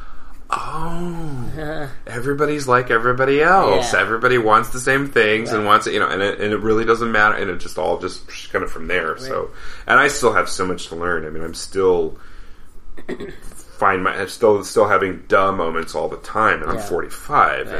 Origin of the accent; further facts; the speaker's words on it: Denver, Colorado, United States; I grew up in Denver